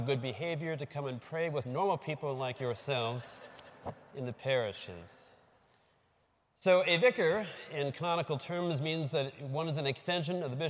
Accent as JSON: {"language": "English", "town": "Burlington", "region": "Wisconsin", "country": "United States", "also_born_or_lived": "West Bend, Wisconsin", "said": "I'm from Burlington, so way south of here."}